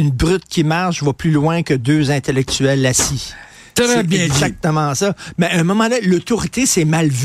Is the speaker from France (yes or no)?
no; Montreal, Quebec, Canada; Vous puis moi, on a grandi à Verdun.